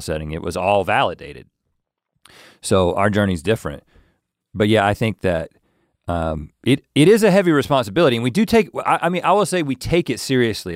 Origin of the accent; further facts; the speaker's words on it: North Carolina, United States; accent: Southern; moved away; We're not ashamed to be from North Carolina. Like, we are proud to be from North Carolina